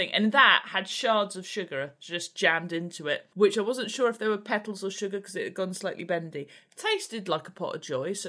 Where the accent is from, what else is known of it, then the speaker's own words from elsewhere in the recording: Reading, South East England, United Kingdom; I am a author from Reading. And I live in Reading because of the pun.